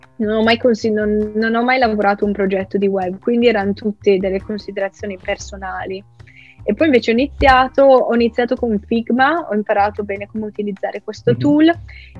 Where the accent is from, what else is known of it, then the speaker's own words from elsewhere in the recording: Soresina, Lombardy, Italy; moved away as an adult; now in Brighton, United Kingdom; sono originaria di Soresina, che è un piccolissimo paese in Lombardia